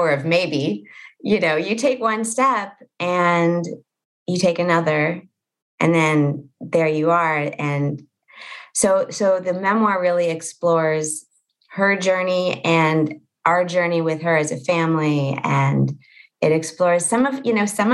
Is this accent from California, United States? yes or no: yes; Los Angeles, California, United States; I live in a town in Los Angeles called Pacific Palisades, and it is where I grew up